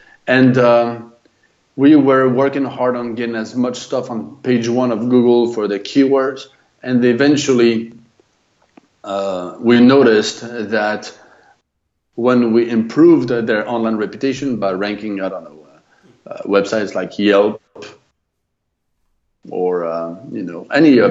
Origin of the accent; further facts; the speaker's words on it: France; accent: French; English is a second language; moved away as an adult; also born or lived in United States; I'm French, lived in the US for 20 years, and now back in France